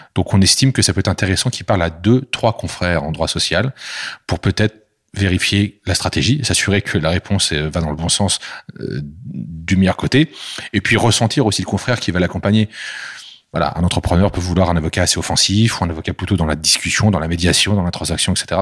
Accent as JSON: {"language": "French", "country": "France", "said": "chez nous en France"}